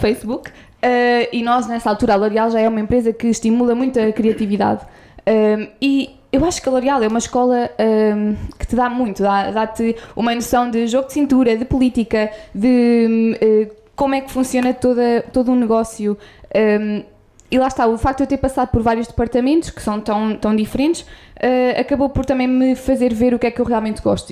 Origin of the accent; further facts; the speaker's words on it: Coimbra, Centro, Portugal; eu sou de Coimbra, nasci lá